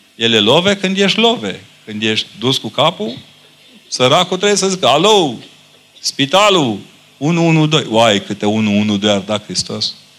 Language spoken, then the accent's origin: Romanian; Romania